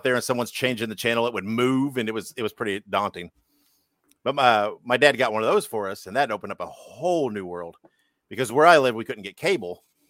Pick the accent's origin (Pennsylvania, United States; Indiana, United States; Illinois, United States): Indiana, United States; Central; And I was born and raised in Central Indiana